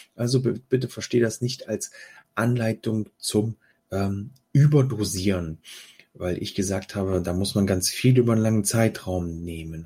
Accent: Germany; bei uns in Deutschland

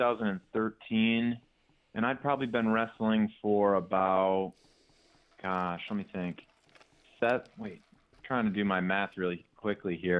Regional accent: near Sandusky, Northern Ohio, United States; near my hometown in Northern Ohio, near Sandusky.

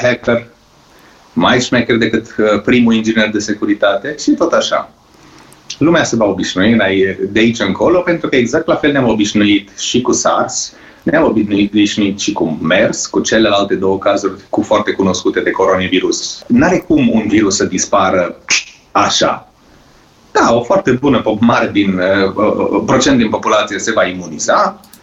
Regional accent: Romania; moved away; also born or lived in Norway; aici la noi în țară

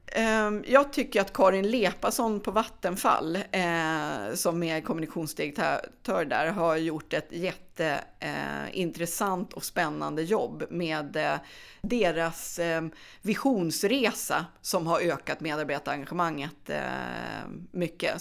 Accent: Gävle, Gävleborg County, Sweden; moved away; jag är från Gävle då men flyttade tillbaka hem

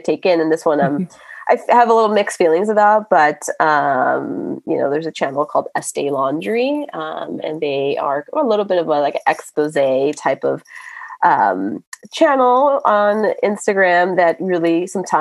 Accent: Miami, Florida, United States; I'm from Miami

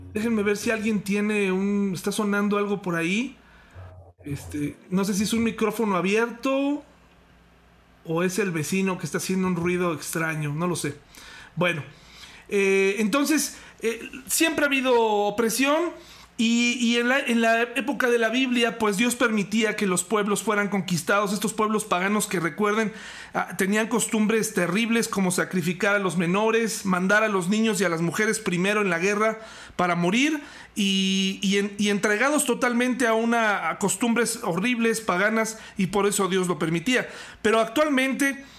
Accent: Mexico; nosotros como mexicanos también vivimos esto a diario

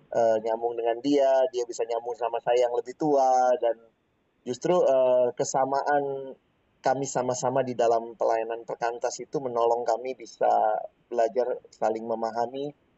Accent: Makassar, South Sulawesi, Indonesia; now in Jakarta, Indonesia; saya lahir dan besar di kota Makassar

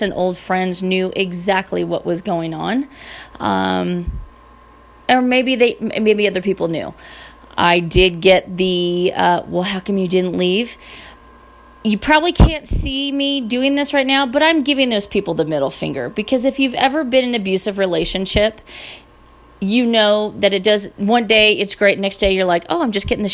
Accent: Northern California, United States; I was born and raised in Northern California.

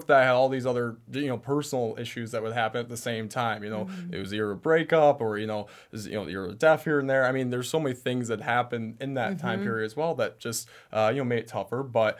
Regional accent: Traverse City, Michigan, United States; I come from Traverse City, Michigan, which is kind of a small town, but even then I went to an even smaller school.

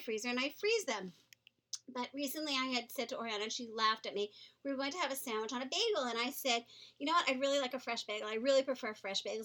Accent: New York, United States; being a New Yorker, there are certain things that we enjoy as New Yorkers

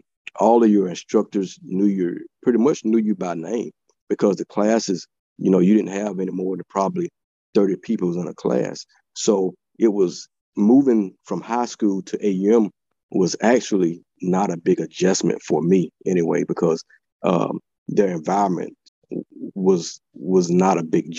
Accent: Eufaula, Alabama, United States; Yeah, actually, I loved it. You know, anybody ever been down there, you know it's more of a small town feeling. I'm a small town guy.

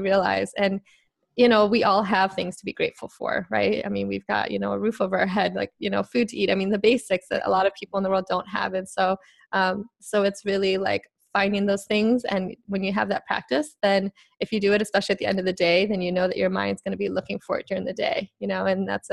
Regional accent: Chicago, Illinois, United States; I'm from Chicago originally

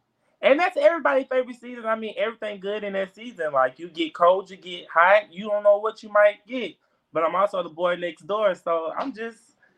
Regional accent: Baton Rouge, Louisiana, United States; Well, I'm from Baton Rouge, Louisiana. I'm 24 years old.

